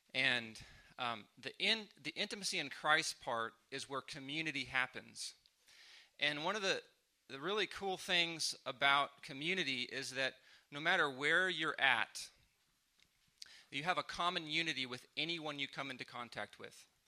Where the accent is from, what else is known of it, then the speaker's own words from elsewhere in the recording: San Diego, California, United States; moved away as an adult; now in Oklahoma City, United States; I'm from San Diego.